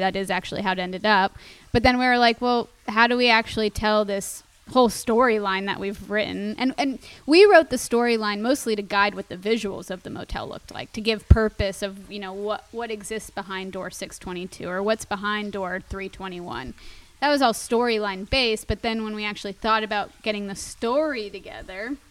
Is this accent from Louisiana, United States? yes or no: no; Miami, Florida, United States; now in Los Angeles, United States; growing up in Miami